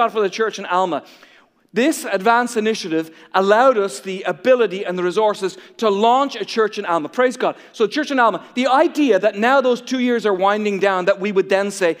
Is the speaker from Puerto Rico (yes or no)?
no; Ireland; moved away; I feel like a traitor to my own home country. I feel like I'm supposed to love golf and be good at golf because I'm from Ireland